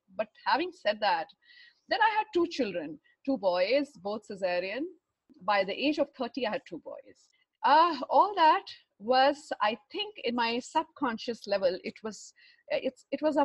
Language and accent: English; Patna, Bihar, India; I was born in Patna in Bihar and way back in early 1970s and in a very orthodox Thakur family.